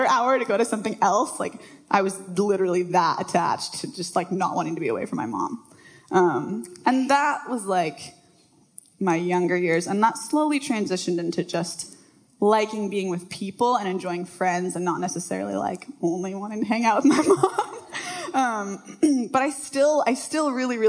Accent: Bellevue, Washington, United States; I grew up in Bellevue, so not far from here. Went to Bellevue High School.

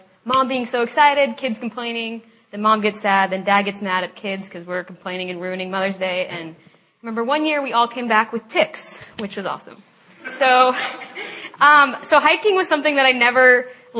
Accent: Lake Oswego, Oregon, United States; now in Seattle, United States; I'm from Lake Oswego, Oregon, and I grew up with an awesome family

